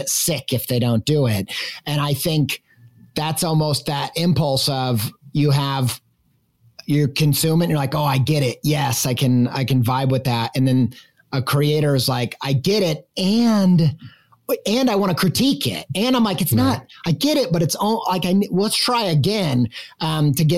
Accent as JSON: {"language": "English", "region": "Midwest", "country": "United States", "tie": "born or raised there", "said": "growing up in the Midwest where everybody has very staunch religious opinions"}